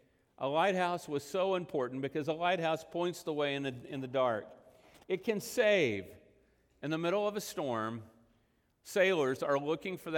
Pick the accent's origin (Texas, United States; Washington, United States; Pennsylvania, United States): Texas, United States; Texas Panhandle / western Oklahoma, United States; I spent much of my life growing up in the Texas Panhandle in western Oklahoma